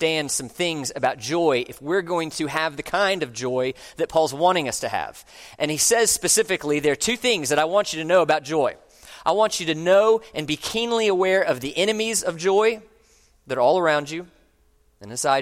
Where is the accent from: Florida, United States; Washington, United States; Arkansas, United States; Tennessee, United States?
Florida, United States; Orlando; moved away as an adult; I grew up in Orlando, and I moved away for about 20 years, and I have recently come back